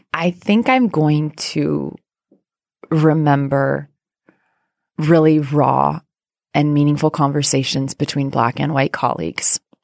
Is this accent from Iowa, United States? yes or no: yes; rural Iowa, United States; moved away; I grew up in Iowa